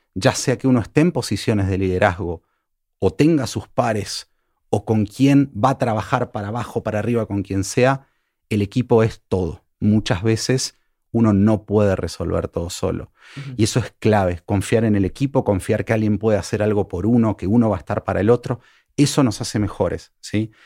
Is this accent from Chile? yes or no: no; Argentina; now in Mexico; soy, argentino